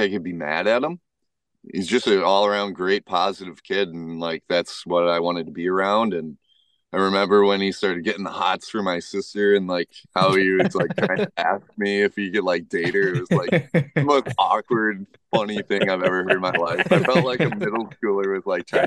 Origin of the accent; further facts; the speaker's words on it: Madison, Wisconsin, United States; moved away as an adult; now in northern Wisconsin, United States; growing up in Madison, you always had friends to do stuff